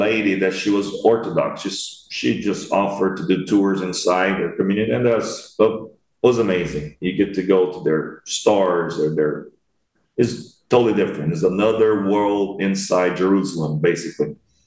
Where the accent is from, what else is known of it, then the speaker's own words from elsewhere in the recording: Brazil; I'm from Brazil